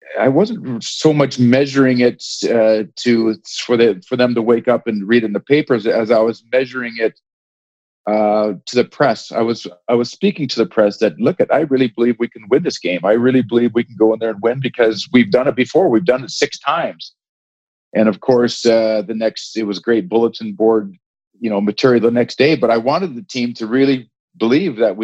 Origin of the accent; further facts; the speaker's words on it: Edmonton, Alberta, Canada; I grew up in Edmonton